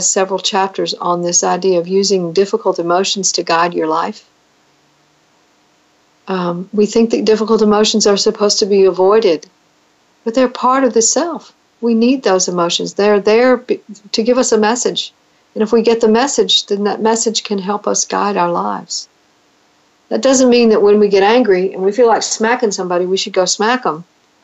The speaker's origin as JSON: {"language": "English", "country": "United States", "said": "as an American citizen"}